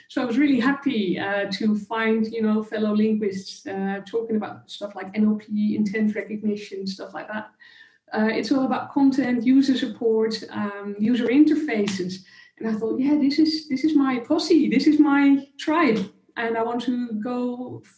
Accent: Netherlands; I'm a conversation designer and a platform specialist from the Netherlands in Europe

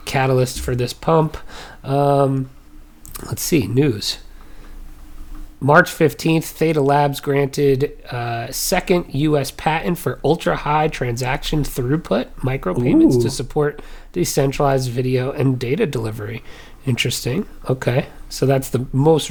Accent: Illinois, United States; also born or lived in New Jersey; When I grew up, I moved from New Jersey to Illinois, so I showed up as the soda guy.

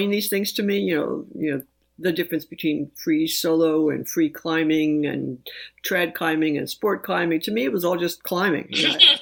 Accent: New York City, New York, United States; moved away; I grew up in New York City

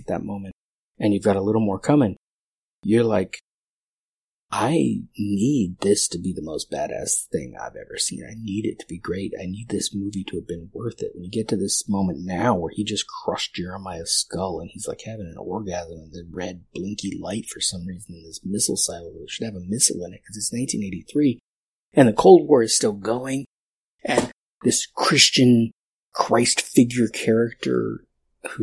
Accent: United States

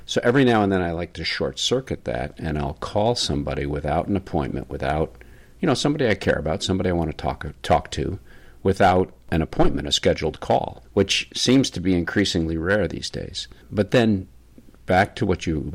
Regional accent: the North, Northern United States, United States; as a Northerner, as a Yankee

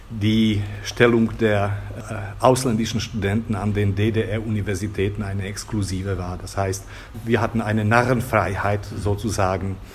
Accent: Bratislava, Bratislava Region, Slovakia; ich bin in Bratislava aufgewachsen

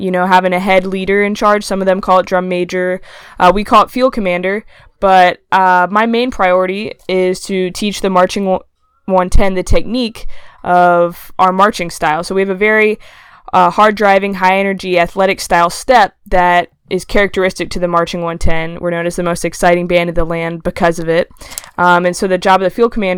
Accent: Charlotte, North Carolina, United States; moved away as an adult; now in Athens, United States; I was born and raised in Charlotte, North Carolina

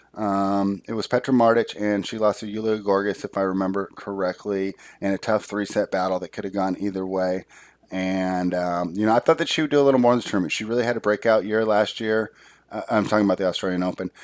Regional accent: United States; it was my home country

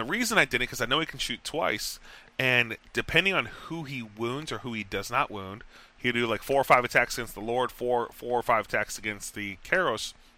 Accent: Texas, United States; moved away; I'm from Texas

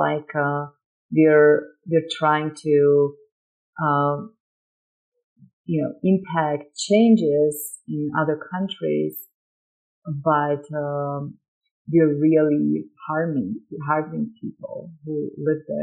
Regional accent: Slovakia; English is a second language; now in United States; So I'm an immigrant, you can tell. I grew up in Slovakia

